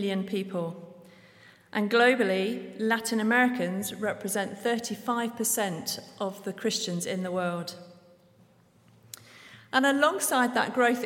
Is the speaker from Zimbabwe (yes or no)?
no; Devon, South West England, United Kingdom; moved away as an adult; now in Guatemala; I'm originally from Devon in England